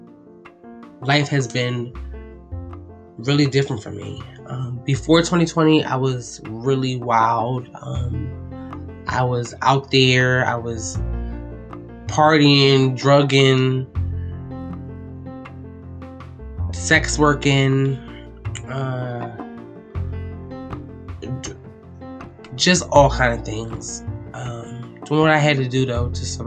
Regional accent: Philadelphia, Pennsylvania, United States; I'm from Philadelphia.

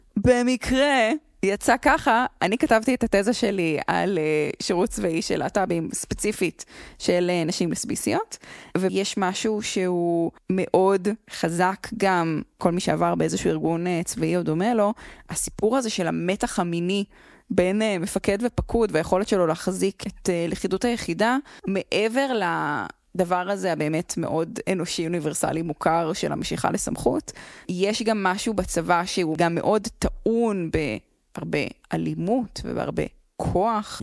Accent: Jerusalem, Jerusalem District, Israel; אני, אה, במקור מירושלים

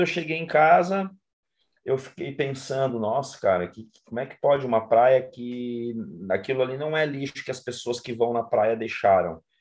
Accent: interior of Paraná, Brazil; moved away as an adult; now in Florianópolis, Brazil; sou nascido no Paraná, moro em Florianópolis há 25 anos, onde eu vim para estudar

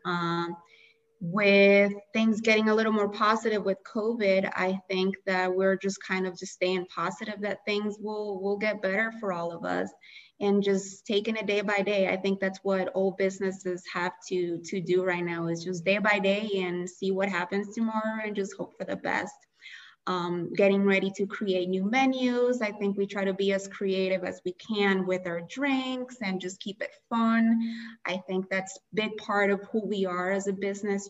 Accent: Colombia; now in Chicago, United States; I was born and raised in Colombia

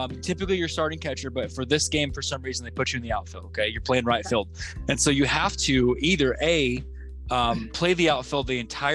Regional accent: Oklahoma, United States; We came from Oklahoma. That's our baby. We're from there

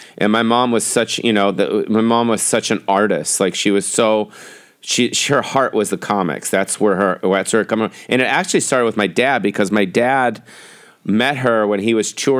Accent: Beverly Hills, California, United States; I grew up in Beverly Hills

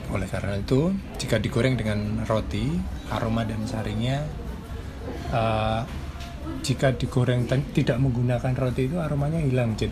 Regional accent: Yogyakarta, Special Region of Yogyakarta, Indonesia; born there; saya kan lahir di Jogja, orang Jawa.

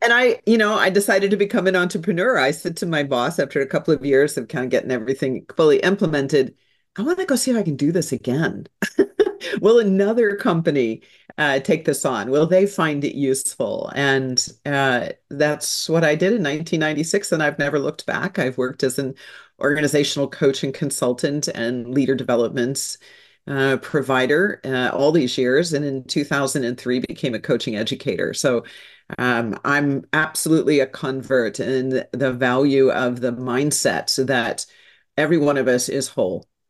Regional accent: St. Louis, Missouri, United States; So I'm a good Midwestern girl. I was born in Saint Louis, Missouri

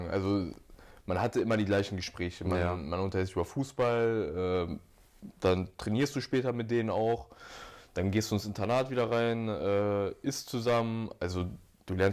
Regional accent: Hanover, Lower Saxony, Germany; habe mich dann für Dortmund entschieden

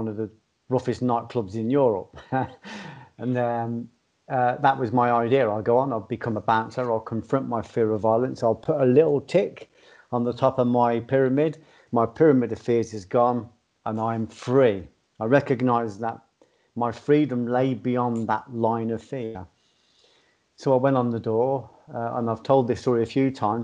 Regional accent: Ireland; I've been brought up as an Irish Catholic or in an Irish background

